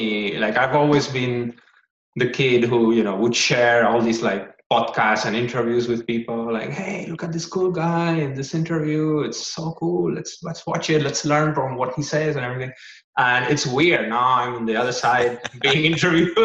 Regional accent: Gran Canaria, Canary Islands, Spain; moved away; And I'm from Spain in a place called Gran Canaria

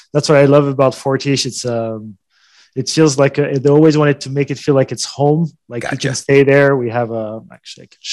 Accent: France; moved away as an adult; also born or lived in United States; I'm French

